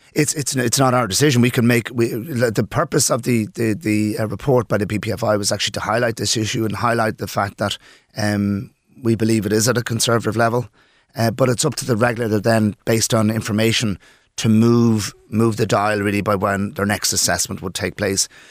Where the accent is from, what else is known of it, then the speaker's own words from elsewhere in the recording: Dublin, Leinster, Ireland; moved away as an adult; also born or lived in Poland; now in Birr, Ireland; I'm from Dublin, um, I lived in Dublin between Poland, et cetera, for most of my life